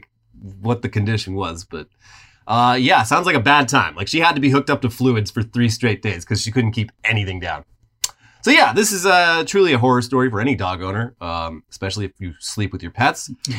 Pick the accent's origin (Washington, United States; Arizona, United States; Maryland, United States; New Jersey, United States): New Jersey, United States; Ladies and gentlemen, I'm from New Jersey. Hey, I'm a fucking idiot. What can I do?